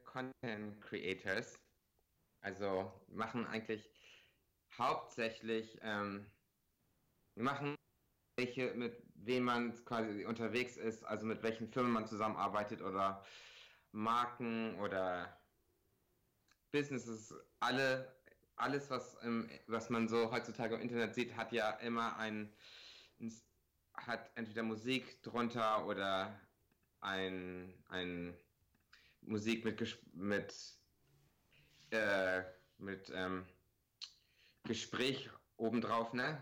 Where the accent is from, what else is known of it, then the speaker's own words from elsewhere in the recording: Bremen, Germany; accent: Bremer Akzent; also born or lived in Regensburg; now in Los Angeles, United States; dann bin ich halt in Deutschland so halbdeutsch aufgewachsen